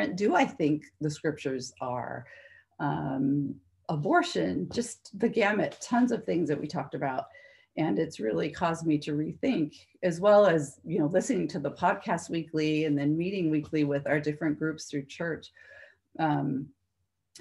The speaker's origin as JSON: {"language": "English", "town": "Monterey", "region": "California", "country": "United States", "tie": "born or raised there", "said": "I grew up in Monterey"}